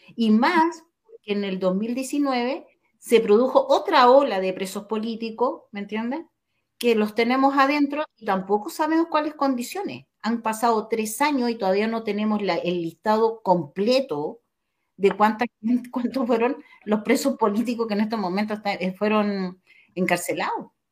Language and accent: Spanish; Chile; como chilenos